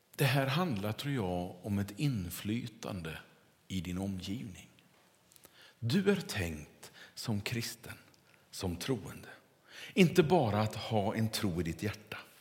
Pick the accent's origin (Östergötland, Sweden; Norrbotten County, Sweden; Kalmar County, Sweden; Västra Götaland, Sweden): Västra Götaland, Sweden; near Kungälv; Där jag kommer ifrån västkusten så växte man ju upp